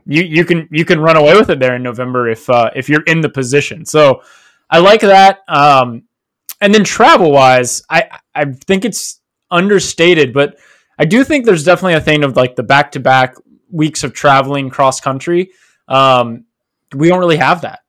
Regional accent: Fayetteville, West Virginia, United States; now in Columbus, United States; in West Virginia, uh, back in my hometown, Fayetteville

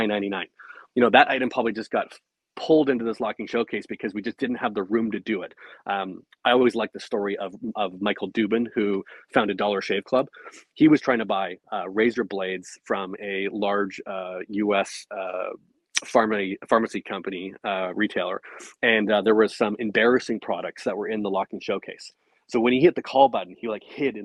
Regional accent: Canada; I'm Canadian

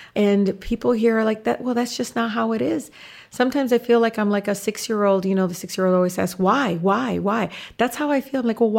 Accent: Detroit, Michigan, United States; I mean, I grew up learning about Grace Lee Boggs

